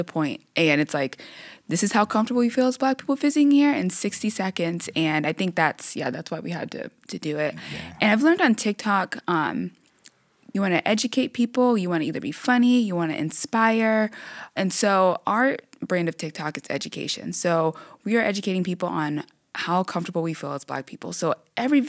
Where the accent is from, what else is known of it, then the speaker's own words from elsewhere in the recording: Missouri, United States; moved away as an adult; now in Seattle, United States; we're from Missouri. That was our original home, born and raised